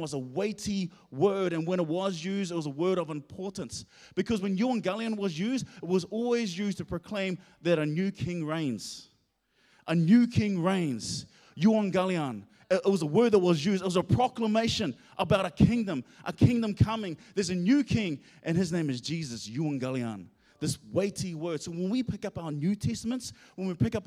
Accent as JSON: {"language": "English", "region": "Auckland", "country": "New Zealand", "also_born_or_lived": "Hamilton", "said": "I'm originally from Auckland"}